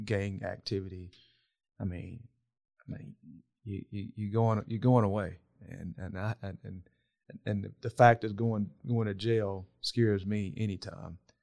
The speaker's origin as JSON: {"language": "English", "region": "South Georgia", "country": "United States", "tie": "born or raised there", "said": "how I was brought up in South Georgia"}